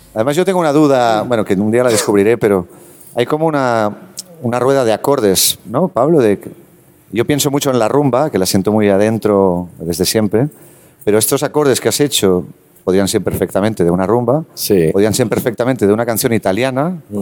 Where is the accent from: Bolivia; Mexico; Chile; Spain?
Spain; Terrassa, Catalonia; yo soy de Tarrasa